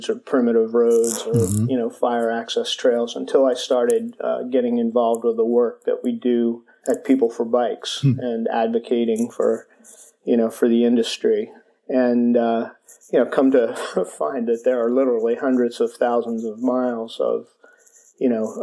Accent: Elkins Park, Pennsylvania, United States; where I grew up in Elkins Park, Pennsylvania, a suburban Philadelphia community

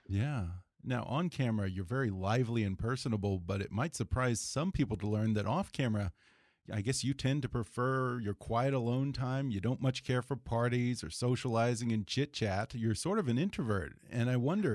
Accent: Houston, Texas, United States; growing up in Houston

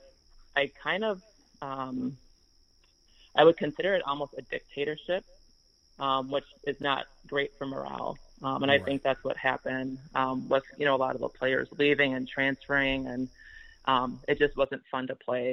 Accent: Minnesota, United States; we're both from Minnesota and we both played AAU, so we actually played against one another a few times in high school

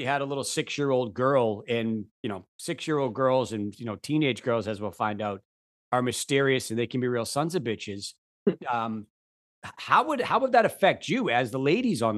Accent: Boston, Massachusetts, United States; accent: Boston; there's wicked Boston in my voice

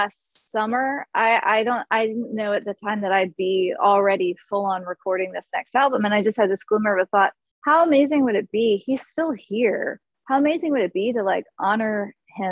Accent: Florida, United States; I'm from the Orange Blossom State.

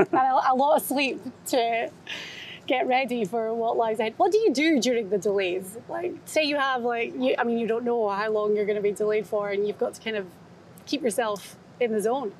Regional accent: Scotland, United Kingdom; being Scottish

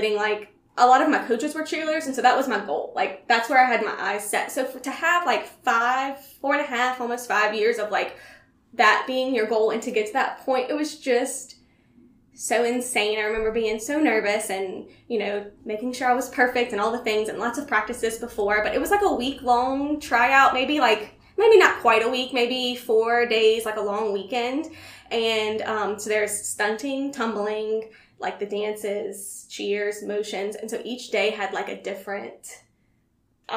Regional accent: Gonzales, Louisiana, United States; also born or lived in Baton Rouge / Kenner; I grew up in Gonzales, danced in Kenner, and then eventually went to school in Baton Rouge

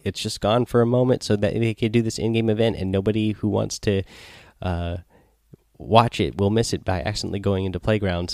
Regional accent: Seattle, Washington, United States; I am from Seattle here

